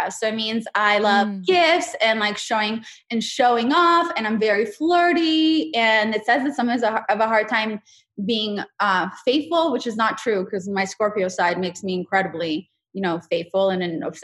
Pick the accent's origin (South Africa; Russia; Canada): Russia; I'm from Russia, but I'm I'm Jewish, so definitely my experience in Russia is a little different.